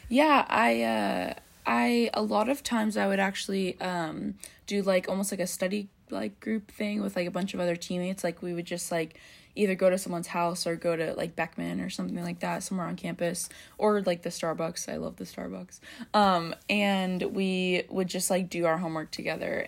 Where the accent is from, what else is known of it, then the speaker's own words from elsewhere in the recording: Bay Area, California, United States; now in Orange, United States; I'm from the Bay Area, but I'm usually living in Orange